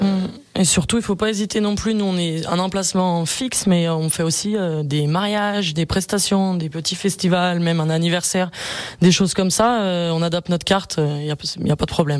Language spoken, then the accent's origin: French; Bonneville, Auvergne-Rhône-Alpes, France; Ouais, moi je suis je suis d'ici, je suis de Bonneville ville